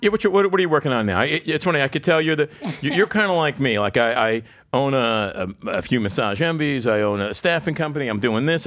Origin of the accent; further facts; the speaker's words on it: South Florida, United States; also born or lived in Lansing, Michigan; I grew up in South Florida. I've lived here since I was seven.